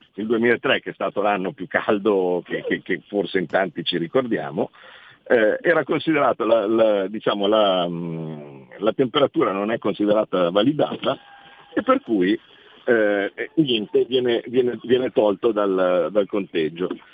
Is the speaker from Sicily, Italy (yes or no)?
no; Como, Lombardy, Italy; io da Comasco, eh, ho una casa che è di fronte a un lago